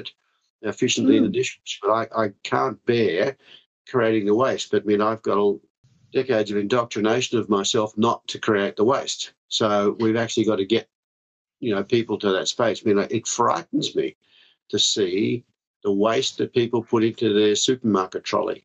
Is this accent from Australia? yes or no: yes; Victoria, Australia; Victoria, my home state